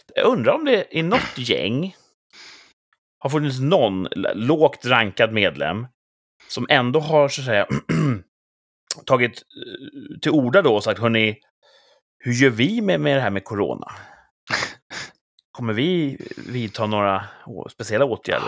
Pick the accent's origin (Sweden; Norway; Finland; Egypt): Sweden; vi är ju svenskar